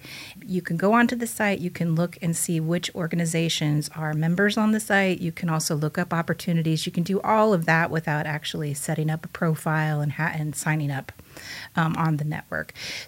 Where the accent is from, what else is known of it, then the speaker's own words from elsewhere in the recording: Bloomington, United States; I'm initially from Bloomington, lived here for a very long time, but then I've lived all around different states.